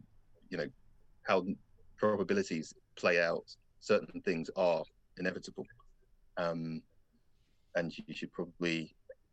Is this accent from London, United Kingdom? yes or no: yes; London, United Kingdom; Growing up black in London